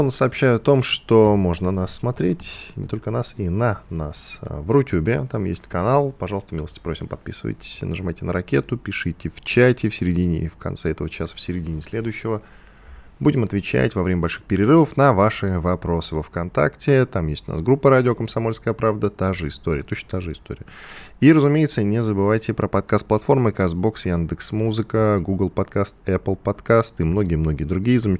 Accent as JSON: {"language": "Russian", "region": "Ural", "country": "Russia", "tie": "born there", "also_born_or_lived": "Kamchatka / Volgograd", "said": "Родился вообще на Урале, потом жил на Камчатке, потом в Волгограде."}